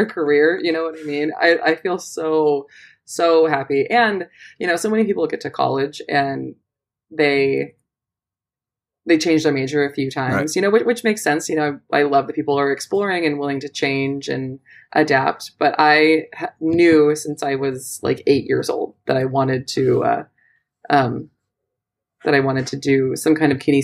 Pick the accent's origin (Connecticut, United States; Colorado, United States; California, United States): California, United States; Southern; moved away; I am born and raised in Southern California